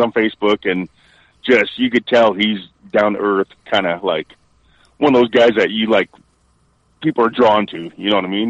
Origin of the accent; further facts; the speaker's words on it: Tecumseh, Ontario, Canada; also born or lived in Windsor, Ontario; I grew up in Tecumseh, Ontario, but, you know, Windsor being the bigger town, I was born and raised in Tecumseh, but I was born in Windsor